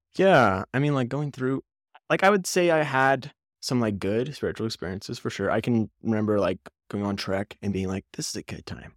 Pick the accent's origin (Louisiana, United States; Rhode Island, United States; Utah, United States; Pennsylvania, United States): Utah, United States; Salt Lake City; I grew up in Salt Lake City